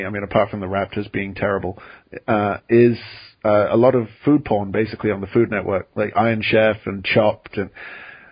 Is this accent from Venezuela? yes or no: no; England, United Kingdom; moved away; I grew up in England